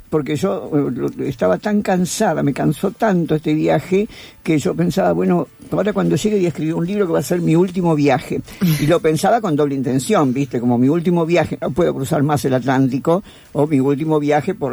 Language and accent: Spanish; Argentina; yo soy argentina